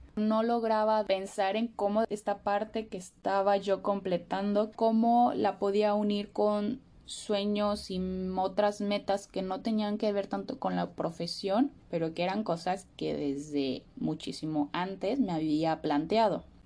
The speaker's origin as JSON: {"language": "Spanish", "town": "Morelia", "region": "Michoacán", "country": "Mexico", "also_born_or_lived": "Mexico City, Mexico", "moved": "as an adult", "lives_now": "Australia", "said": "soy originaria de México, de una ciudad que se llama Morelia"}